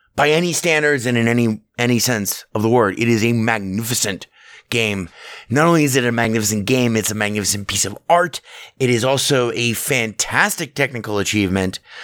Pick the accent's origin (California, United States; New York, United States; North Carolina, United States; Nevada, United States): Nevada, United States; Southern; I was born in Southern Nevada.